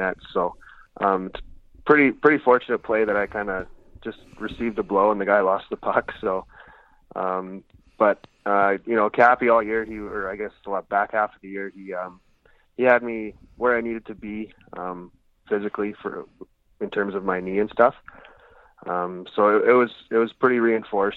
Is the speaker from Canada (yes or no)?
yes; Lethbridge, Alberta, Canada; back home in Lethbridge.